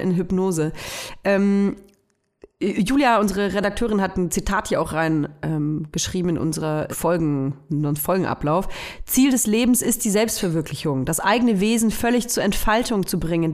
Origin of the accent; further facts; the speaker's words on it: Nuremberg, Bavaria, Germany; moved away; Ich komme ja aus Nürnberg und ich höre auch total gerne Nürnberger Radiosender. Ähm, ich, mein Lieblingsradiosender früher als Kind war N1